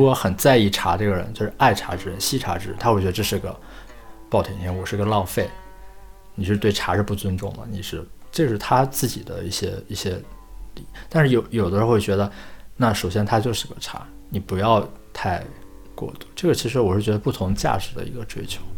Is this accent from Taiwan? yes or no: no; the Northwest, Northwest China, China; 我是来自西北的人